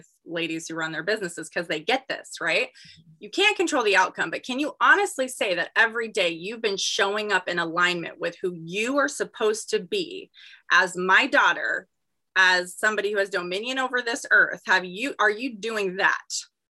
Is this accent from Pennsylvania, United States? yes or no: no; Gilbert, Arizona, United States; I'm born and raised in Arizona